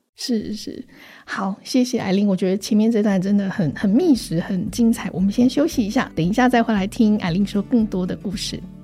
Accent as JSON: {"language": "Chinese", "country": "Taiwan", "tie": "born or raised there", "said": "我成长在台湾这个戒烟，然后风起云涌的社会运动的时代"}